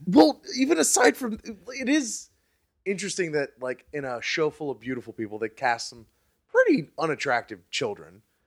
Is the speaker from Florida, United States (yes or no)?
yes; Fort Lauderdale, Florida, United States; I grew up in South Florida between Miami and Palm Beach